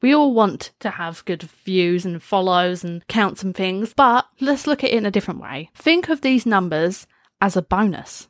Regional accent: United Kingdom; I, as a British person

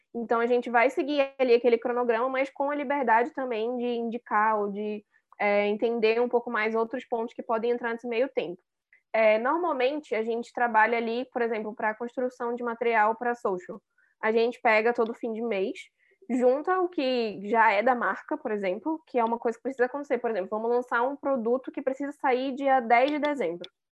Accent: Manaus, Amazonas, Brazil; moved away as an adult; now in São Paulo, Brazil; eu sou manauara, mas moro em São Paulo tem, é, acho que vai fazer três anos agora

